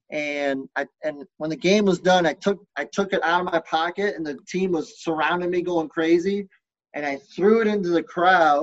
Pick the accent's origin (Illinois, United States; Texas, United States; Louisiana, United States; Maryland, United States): Texas, United States; Lubbock; moved away; I grew up, I was born in Lubbock, Texas